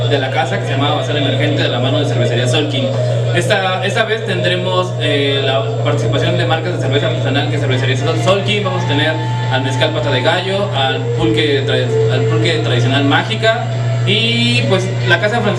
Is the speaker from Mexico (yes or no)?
no; Dominican Republic; yo soy de la República Dominicana